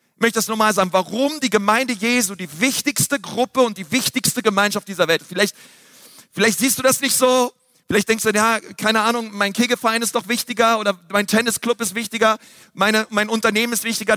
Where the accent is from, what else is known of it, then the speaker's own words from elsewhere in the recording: Berlin, Germany; ich bin in Berlin aufgewachsen